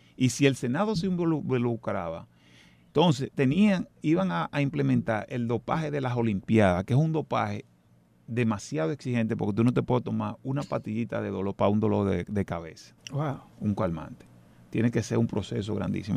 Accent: Dominican Republic; moved away; yo soy dominicano

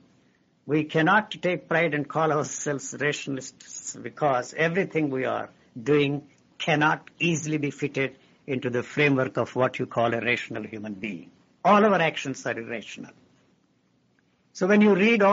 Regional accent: India; moved away as an adult; I grew up in India. I was educated in India.

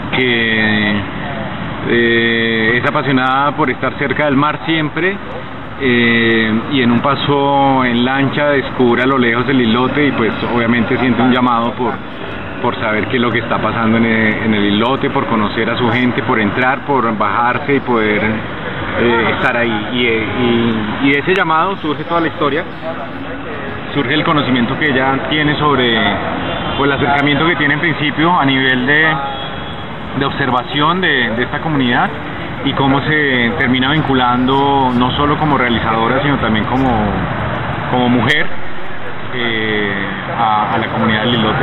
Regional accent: Colombia

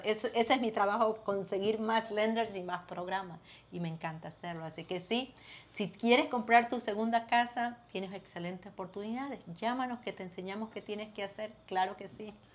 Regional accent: Ecuador; now in United States; Yo soy ecuatoriana

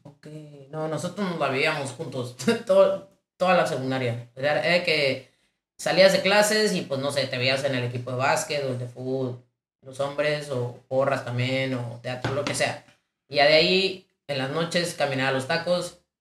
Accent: Ciudad Obregón, Sonora, Mexico; moved away as an adult; also born or lived in León; yo soy de Obregón, es una ciudad muy pequeña

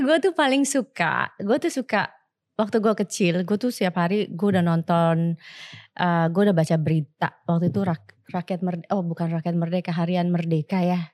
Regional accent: Jakarta, Indonesia; gue ini lahir besar di Batu Ceper Kota

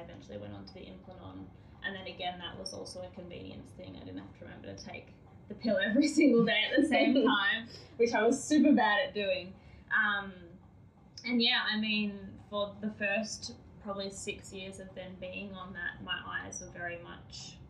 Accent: Australia; being Australian

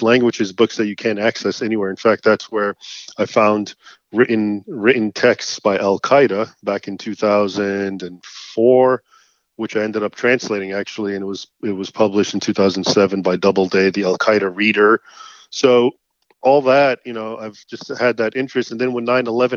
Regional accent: United States; I was born here in the United States, but my parents both were born and raised, of course, in Egypt

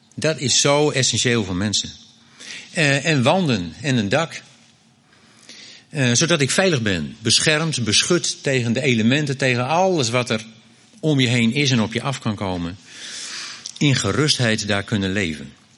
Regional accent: Groningen, Netherlands; ik kom uit Groningen

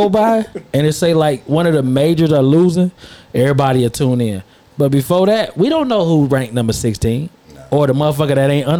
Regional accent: Maryland, United States; I'm from Maryland.

